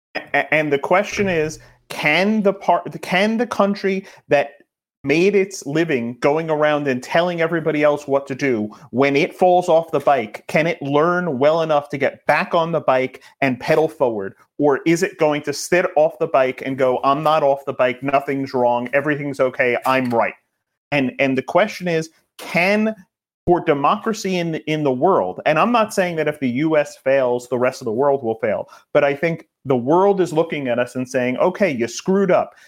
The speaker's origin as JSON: {"language": "English", "region": "New York", "country": "United States", "said": "I'm a New Yorker"}